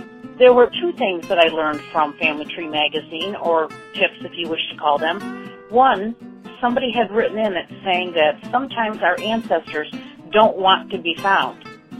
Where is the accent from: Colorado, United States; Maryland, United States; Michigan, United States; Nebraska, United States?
Michigan, United States; Holland; My hometown is Holland, Michigan, home of the Tulip Time Festival.